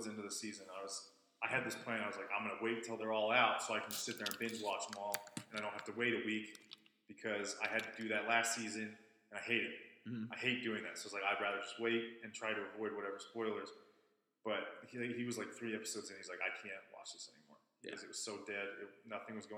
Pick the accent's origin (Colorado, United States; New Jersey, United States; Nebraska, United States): Colorado, United States; Highlands Ranch; I grew up in Highlands Ranch